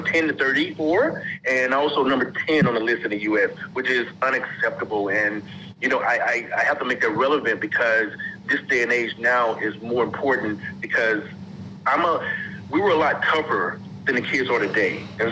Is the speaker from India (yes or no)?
no; Mississippi, United States; I'm from Mississippi